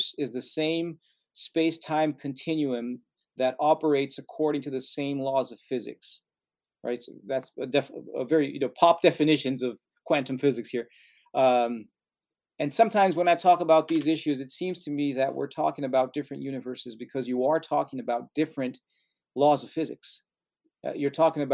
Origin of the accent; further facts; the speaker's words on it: Brazil; moved away; I'm from Brazil